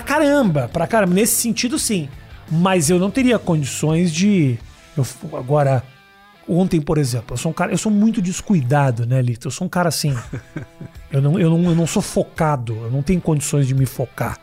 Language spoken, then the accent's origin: Portuguese; Brazil; moved away as an adult; also born or lived in United States; se um brasileiro vai para os Estados Unidos, como no meu caso, e falo com sotaque